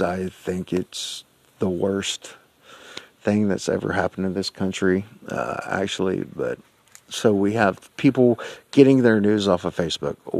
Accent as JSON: {"language": "English", "country": "United States", "said": "I'm an American."}